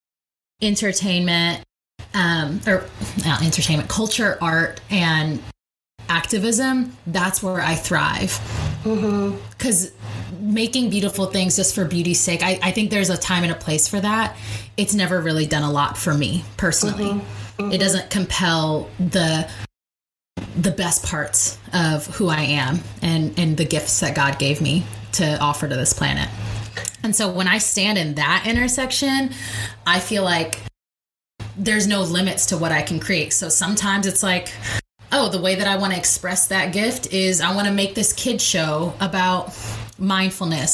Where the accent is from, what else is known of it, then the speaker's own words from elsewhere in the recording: North Carolina, United States; moved away as an adult; also born or lived in Long Beach, California; now in San Francisco Bay Area, United States; I was born in Long Beach, California, but I moved to North Carolina when I was still in elementary school.